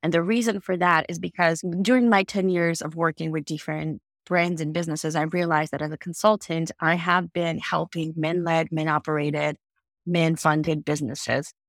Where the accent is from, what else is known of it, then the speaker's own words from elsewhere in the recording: Armenia; moved away as an adult; now in United States; I immigrated from Armenia to the United States